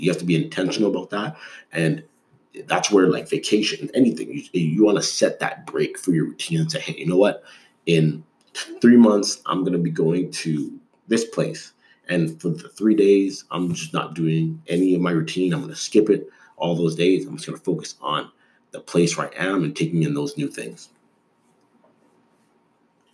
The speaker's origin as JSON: {"language": "English", "town": "Toronto", "region": "Ontario", "country": "Canada", "tie": "born or raised there", "also_born_or_lived": "Des Moines, Iowa / Dallas", "moved": "yes", "said": "I grew up in Toronto, which is one of the biggest cities in North America"}